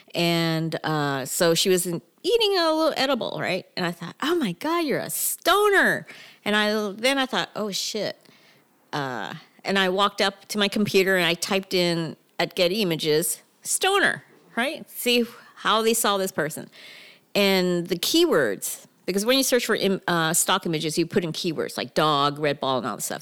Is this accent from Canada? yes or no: yes; Mississauga, Ontario, Canada; moved away as an adult; also born or lived in Toronto; now in California, United States; I'm from Mississauga.